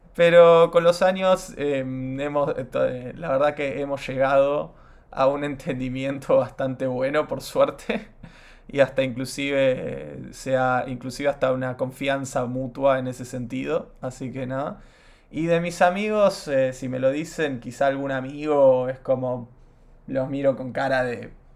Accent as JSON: {"language": "Spanish", "country": "Argentina", "tie": "born or raised there", "also_born_or_lived": "United States", "said": "yo no nací acá, yo nací en Estados Unidos y mis viejos se vuelven a la Argentina a final del 2002"}